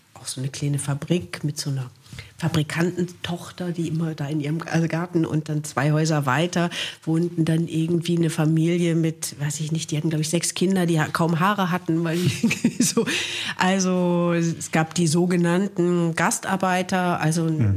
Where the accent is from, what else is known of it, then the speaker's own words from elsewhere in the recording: Wuppertal, North Rhine-Westphalia, Germany; moved away as an adult; meine Kindheit habe ich in Wichlinghausen zugebracht